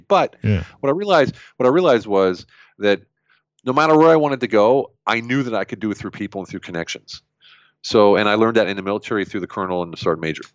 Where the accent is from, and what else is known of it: United States; now in Germany